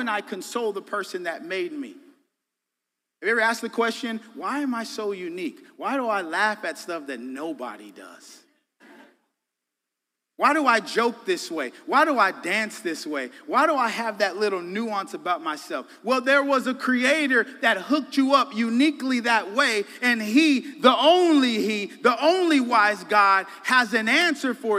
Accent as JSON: {"language": "English", "region": "Colorado", "country": "United States", "also_born_or_lived": "Dallas, Texas / Illinois", "moved": "as an adult", "said": "I'm from Colorado, live some in Texas, Dallas, okay, and California I frequented"}